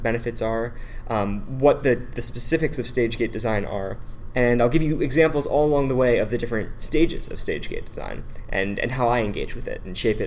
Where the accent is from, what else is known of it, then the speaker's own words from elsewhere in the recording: the Bay Area, California, United States; I'm from the Bay Area and have been working with early stage tech companies since about 2009.